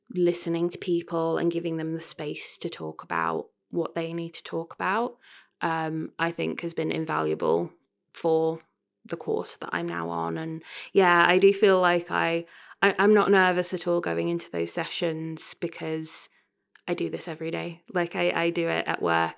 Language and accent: English; Royston, East of England, United Kingdom; moved away as an adult; also born or lived in Cambridge; now in Leicester, United Kingdom; I grew up, um, I grew up in Cambridge. Well, I went to school in Cambridge. I come from a little town called Royston in North West Hertfordshire